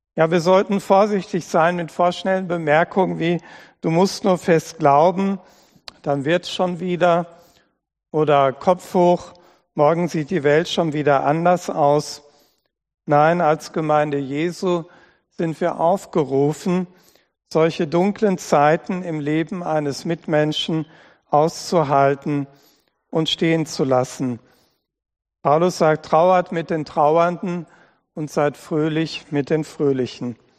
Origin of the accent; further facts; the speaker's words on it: Dortmund, North Rhine-Westphalia, Germany; moved away as an adult; also born or lived in Hunsrück / Simmern / Lahn-Dill-Kreis; now in Oberscheld, Germany; Meine Geburtsstadt Dortmund, da wo ich aufgewachsen bin